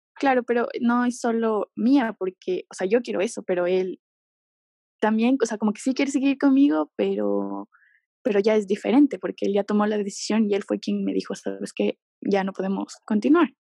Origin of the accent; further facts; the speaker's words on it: Ecuador; also born or lived in Quito; yo soy de Ecuador